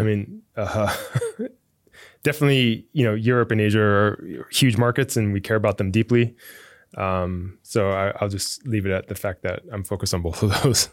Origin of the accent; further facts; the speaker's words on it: Fremont, California, United States; I grew up in Fremont, which is, like, right across the bay here